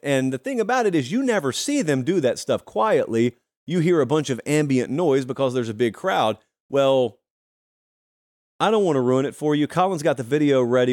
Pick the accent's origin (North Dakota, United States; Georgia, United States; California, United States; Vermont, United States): Georgia, United States; West Central; I grew up in Georgia